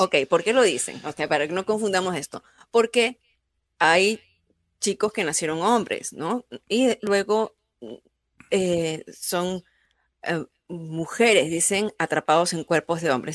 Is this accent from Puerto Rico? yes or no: no; Peru; now in United States; tu arraigo de, de cultura, en, en mi caso, peruana